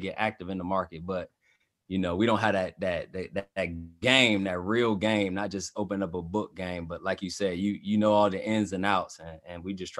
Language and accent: English; Hampton, Virginia, United States; now in Northern Virginia, United States; Right now I live in Northern Virginia, but I'm from Southern Virginia, Hampton, like in the Hampton University area